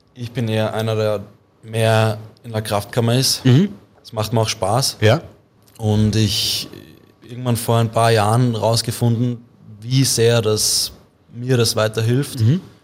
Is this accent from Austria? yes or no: yes; Vienna, Austria; also born or lived in St. Pölten; ich bin aus Wien